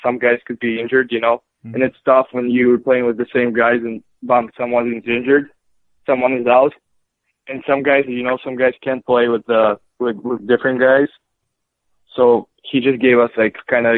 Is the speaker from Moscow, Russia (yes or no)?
yes; Moscow, Russia; born or raised there; moved away; also born or lived in Tver, Russia / Muskegon, United States